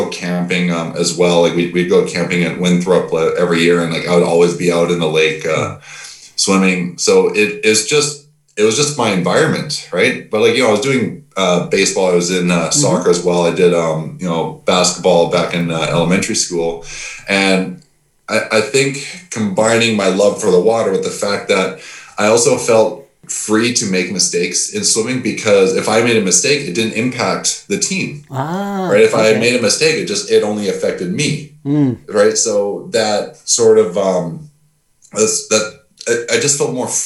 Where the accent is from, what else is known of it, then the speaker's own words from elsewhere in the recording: Mission, British Columbia, Canada; the same place that I'm coming from